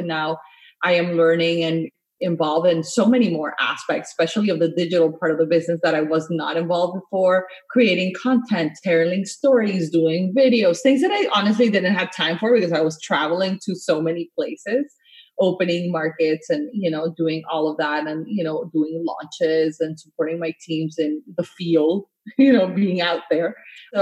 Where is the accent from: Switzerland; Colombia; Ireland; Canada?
Colombia; also born or lived in Miami; now in United States; I grew up in Latin America and in Colombia